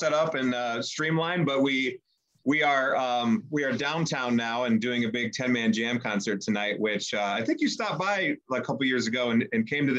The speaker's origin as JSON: {"language": "English", "area": "Detroit", "region": "Michigan", "country": "United States", "said": "we're from Detroit, but like necessarily we didn't live in the city of Detroit."}